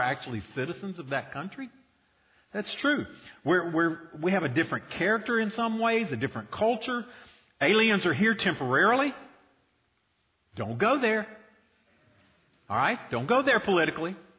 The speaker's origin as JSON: {"language": "English", "country": "United States"}